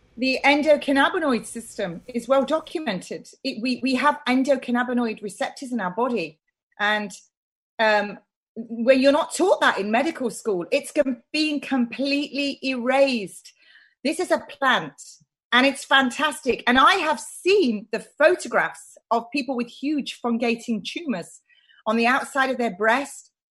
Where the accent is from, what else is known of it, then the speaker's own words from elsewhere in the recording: United Kingdom; I'm British and I'm proud to be British